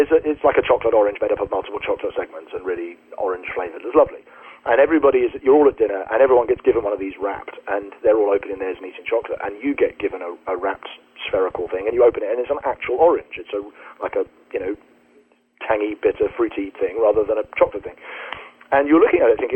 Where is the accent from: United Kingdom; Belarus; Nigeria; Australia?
United Kingdom; We're British